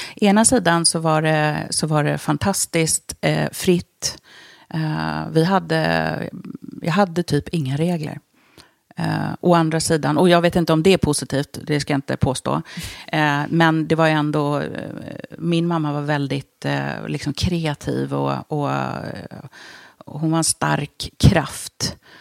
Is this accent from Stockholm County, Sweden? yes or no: yes; Stockholm, Stockholm County, Sweden; also born or lived in Budapest, Hungary; Jag är född i Budapest